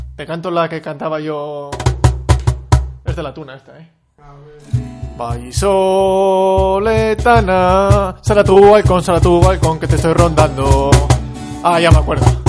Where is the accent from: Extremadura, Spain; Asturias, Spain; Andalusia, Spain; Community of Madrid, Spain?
Community of Madrid, Spain; Madrid; also born or lived in Bustares, Guadalajara; yo soy, estamos afincados en Madrid, yo soy madrileño, pero mi padre eh, era manchego